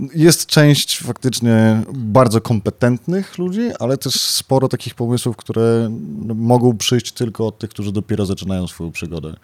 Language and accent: Polish; Białystok, Podlaskie Voivodeship, Poland; moved away; jestem z Białego Stoku, wobec czego po wielu latach powróciłem do swojego rodzinnego miasta